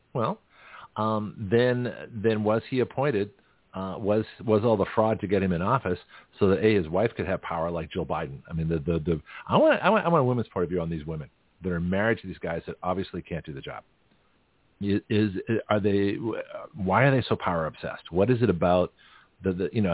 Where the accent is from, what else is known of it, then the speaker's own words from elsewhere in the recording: Boston, Massachusetts, United States; moved away as an adult; also born or lived in San Francisco, California; I'm from Boston.